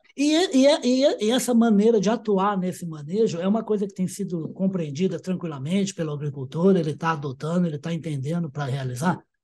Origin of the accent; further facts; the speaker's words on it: Uberaba, Minas Gerais, Brazil; eu sou de Uberaba